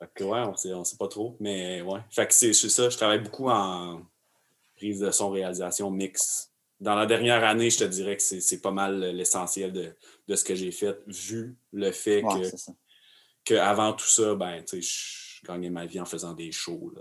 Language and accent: French; Arthabaska, Quebec, Canada; je suis né à Arthabasca